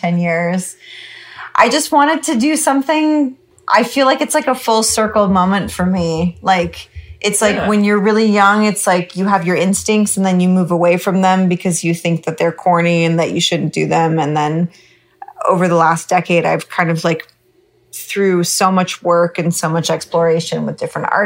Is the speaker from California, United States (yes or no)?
yes; Northern California, United States; also born or lived in Alaska; now in Los Angeles, United States; I'm a California girl for sure, but I was born in Alaska